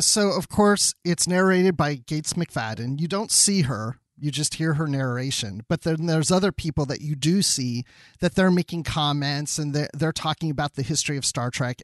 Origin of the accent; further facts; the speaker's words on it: Maryland, United States; growing up in Maryland as a kid